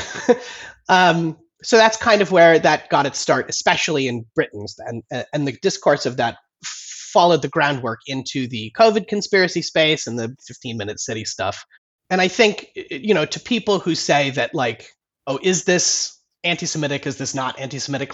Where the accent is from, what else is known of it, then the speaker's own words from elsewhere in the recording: United States; now in London, United Kingdom; I'm an American journalist living in London.